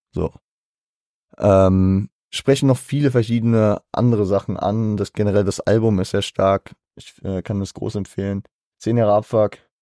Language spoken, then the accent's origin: German; Germany; als Deutscher